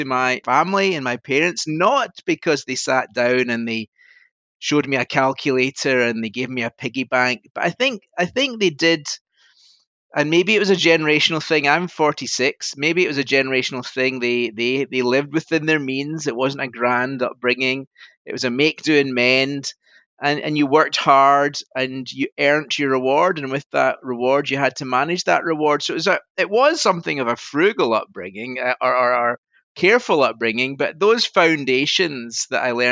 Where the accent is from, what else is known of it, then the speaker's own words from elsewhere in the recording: Scotland, United Kingdom; now in Yorkshire, United Kingdom; I'm sitting in Yorkshire and you might tell from my voice I'm Scottish